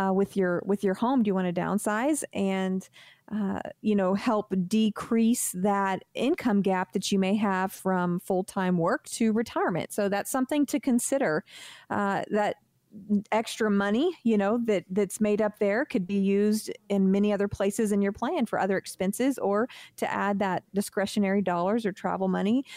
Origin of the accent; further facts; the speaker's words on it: United States; We're American